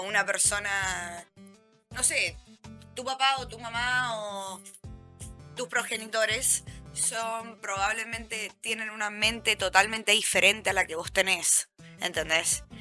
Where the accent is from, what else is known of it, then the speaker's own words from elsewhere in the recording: Mendoza, Argentina; now in Buenos Aires, Argentina; somos varias chicas de Mendoza